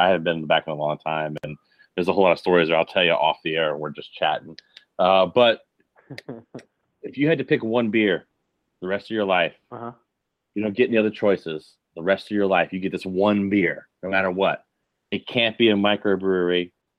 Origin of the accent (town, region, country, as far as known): Richmond, Virginia, United States; born or raised there; moved away as an adult